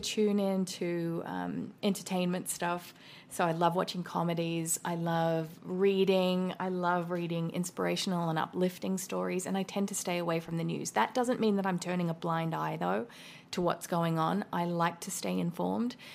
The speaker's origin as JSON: {"language": "English", "country": "Australia", "moved": "yes", "lives_now": "United States", "said": "an Australian living in America"}